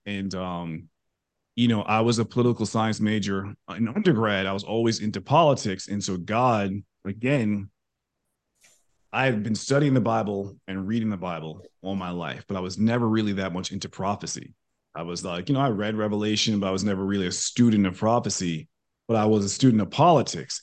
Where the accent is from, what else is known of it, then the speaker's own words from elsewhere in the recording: New York, United States; moved away as an adult; now in Texas, United States; I grew up in New York. I'm a born and raised New Yorker. I, I, I live in Texas now